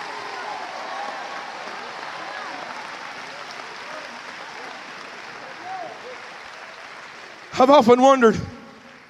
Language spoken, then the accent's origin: English; Alabama, United States; I'm from Alabama